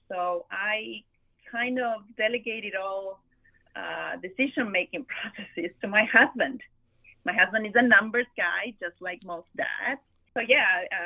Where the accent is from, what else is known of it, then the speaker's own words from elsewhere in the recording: Argentina; moved away as an adult; also born or lived in Buenos Aires, Argentina; now in Miami, United States; I am originally from Argentina